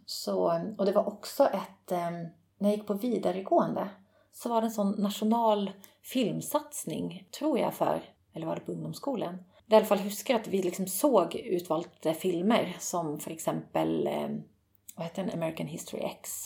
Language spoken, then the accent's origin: Swedish; Nyköping, Södermanland, Sweden; also born or lived in Rauland, Telemark, Norway; Jag har växt upp i, eh, i Nyköping.